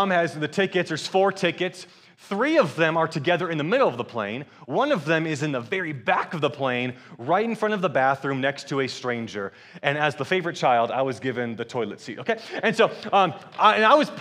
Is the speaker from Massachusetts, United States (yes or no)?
no; Atlanta, Georgia, United States; also born or lived in Michigan; I'm from Atlanta, Georgia, and I am married